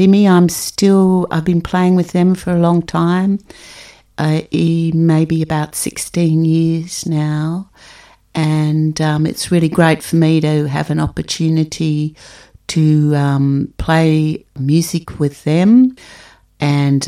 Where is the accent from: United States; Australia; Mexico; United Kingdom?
Australia; Melbourne, Victoria; I'm a musician from Melbourne, Australia.